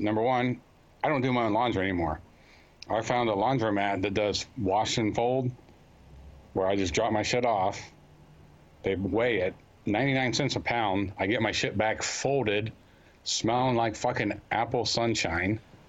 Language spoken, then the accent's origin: English; Ohio, United States; moved away as an adult; now in Metuchen, United States; I'm originally from Ohio